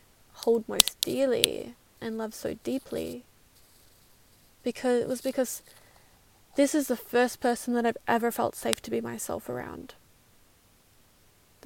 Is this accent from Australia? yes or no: yes; Perth, Western Australia, Australia; now in New Zealand; I'm from Perth